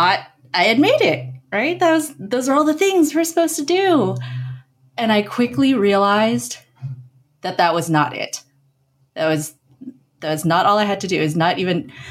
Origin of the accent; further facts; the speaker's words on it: San Francisco Bay Area, California, United States; I grew up in the San Francisco Bay Area in a suburb largely populated by immigrant families.